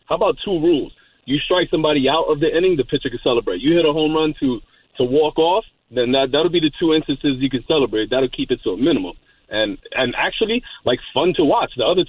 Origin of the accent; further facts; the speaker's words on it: New York City, New York, United States; And I'm from Brooklyn.